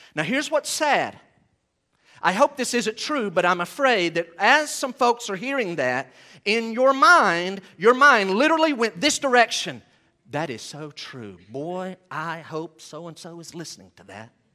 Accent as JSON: {"language": "English", "region": "Western North Carolina", "country": "United States", "said": "we're from Western North Carolina"}